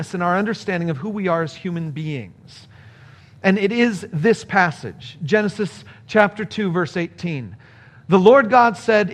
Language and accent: English; California, United States; moved away as an adult; also born or lived in Chicago; When I first went to college, I was coming from California, and I went to college in Chicago